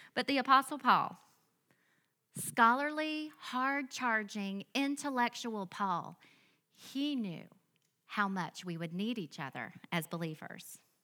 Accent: Biloxi, Mississippi, United States; I grew up in a small, sweet church in Biloxi, Mississippi.

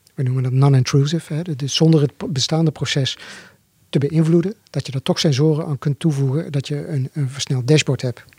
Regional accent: Zundert, North Brabant, Netherlands; Wij komen uit Sundert, oh dorp, hier vlakbij

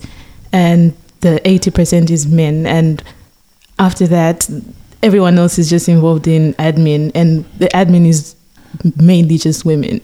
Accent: Lusaka, Lusaka Province, Zambia; moved away as an adult; now in Newcastle, Australia; I'm from Lusaka, Zambia. Grew up there all my life, went to high school there

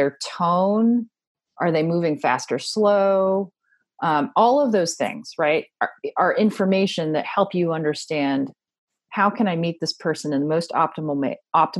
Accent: Washington, District of Columbia, United States; now in Texas, United States; I grew up in Washington, D.C., and all of my neighbors were from other countries

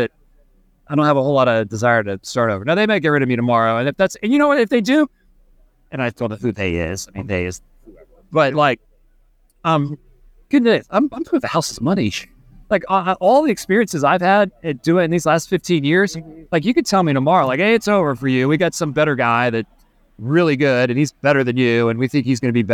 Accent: Charlotte, North Carolina, United States; I grew up in Charlotte

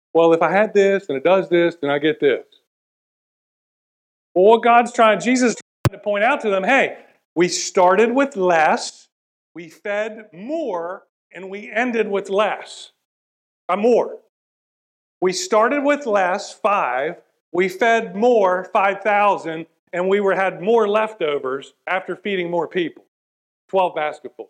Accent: West Virginia, United States; I'm from West Virginia.

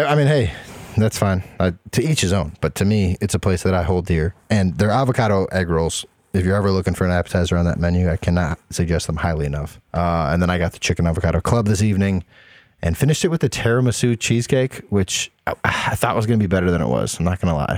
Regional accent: Toledo, Ohio, United States; moved away; when I grew up in Toledo

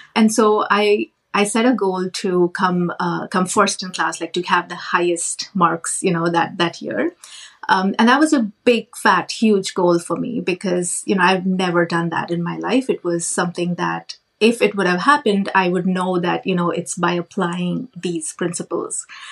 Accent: India; moved away as an adult; now in Canada; I grew up in India I did a, um, my master's in computer science

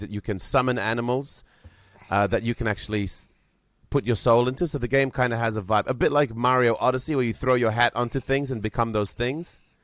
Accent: Vanuatu; I was born myself in Vanuatu, and my mother grew up in New Caledonia.

